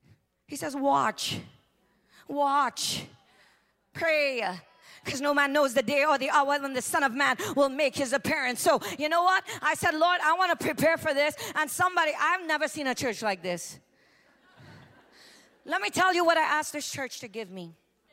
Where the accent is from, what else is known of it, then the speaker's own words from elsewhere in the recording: New York, United States; I'm used to you. I'm from New York. I get it.